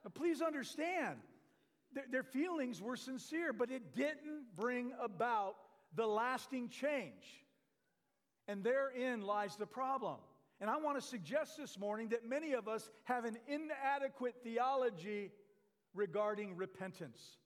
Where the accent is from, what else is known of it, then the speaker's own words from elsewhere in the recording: Michigan, United States; now in Red Bluff, United States; I'm from Michigan